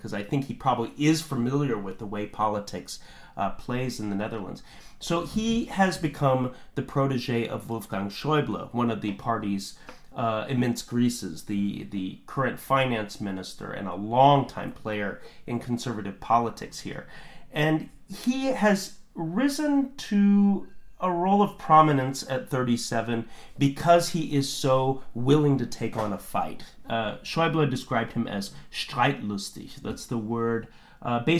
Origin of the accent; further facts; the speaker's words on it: United States; now in Germany; I am an American Europe watcher